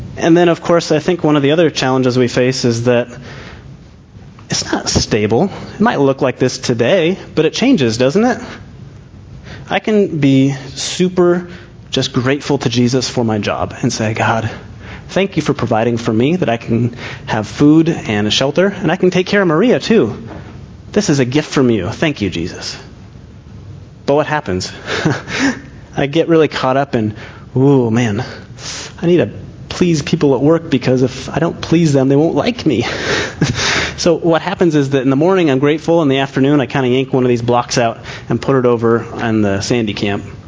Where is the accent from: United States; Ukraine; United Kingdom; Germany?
United Kingdom; Scotland; I'm Scottish